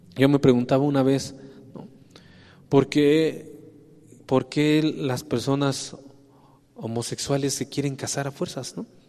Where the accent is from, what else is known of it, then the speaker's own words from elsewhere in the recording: Mexico; somos mexicanos